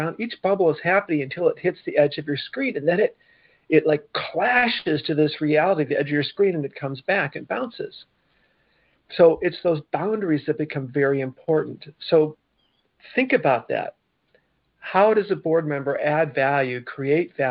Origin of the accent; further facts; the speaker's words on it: Michigan, United States; I'm from Michigan